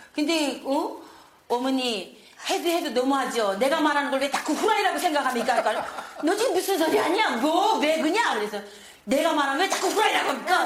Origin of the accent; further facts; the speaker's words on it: North Korea; now in South Korea; 한국에 탈북해서